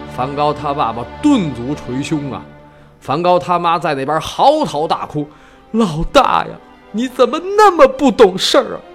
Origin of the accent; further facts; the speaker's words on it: China; 我们中国人既不信上帝，也不信英雄史观